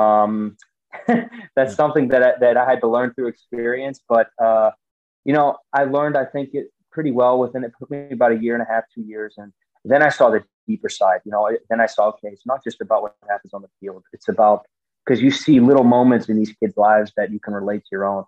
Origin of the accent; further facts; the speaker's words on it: United States; moved away as an adult; I came from the States and, you know, American football, as an American football player, as an American in Europe